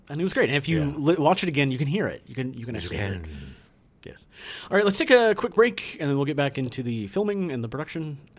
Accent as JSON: {"language": "English", "region": "Iowa", "country": "United States", "tie": "born or raised there", "moved": "yes", "lives_now": "California, United States", "said": "growing up in Iowa, the humidity was pretty bad"}